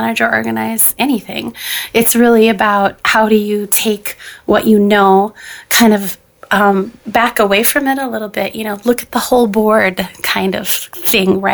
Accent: Minnesota, United States; I'm here from Minnesota

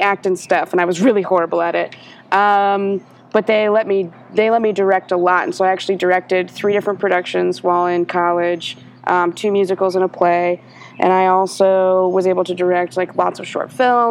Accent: Ohio, United States; moved away as an adult; also born or lived in New York State; now in Atlanta, United States; my family moved to Ohio when I was 10. And so I lived half my life in one state and half my life in another

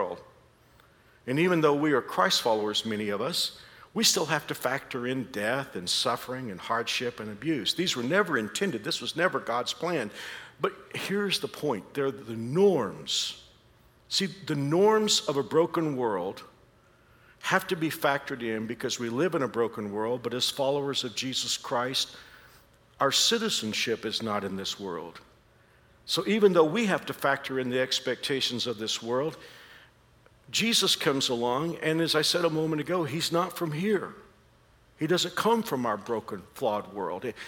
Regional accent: Dallas-Fort Worth area of Texas, United States; accent: Texas; moved away as an adult; now in Kansas, United States; I've been in Kansas for 36 years, but I'm not from here. I'm from the Dallas-Fort Worth area of Texas. And I think like a Kansan now, but I can't keep my hometown out of it. I can't get rid of the Texas accent

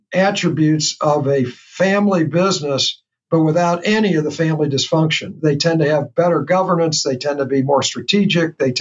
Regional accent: St. Louis, Missouri, United States; I discover in my hometown, and I've been here a professional in this region for 50 years

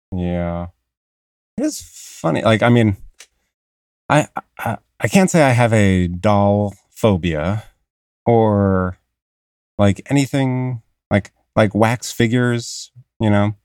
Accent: Long Island, New York, United States; accent: Long Island; my Long Island accent

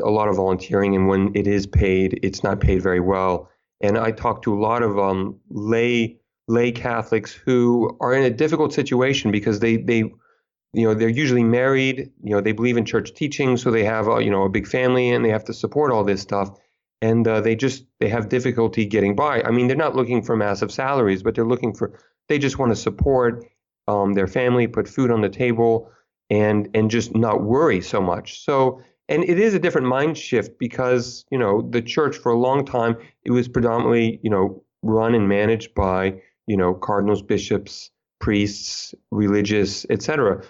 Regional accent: United States; now in Provence, France; when I go to France and I mention I'm American, they're like, oh yeah, I definitely hear the accent.

